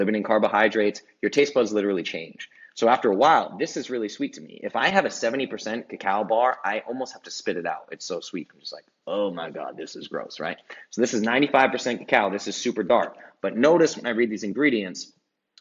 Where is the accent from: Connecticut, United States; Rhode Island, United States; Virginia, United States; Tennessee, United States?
Rhode Island, United States; where I grew up in Rhode Island